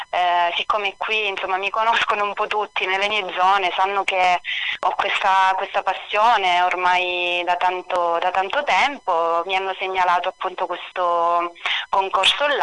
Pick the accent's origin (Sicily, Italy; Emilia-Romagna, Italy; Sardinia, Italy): Sicily, Italy; Castellana Sicula; Io sono della provincia di Palermo, un paesino che si chiama Castellana Sicula ed è ah. sulle catene montuose praticamente delle Madonie, Madonie, in Sicilia.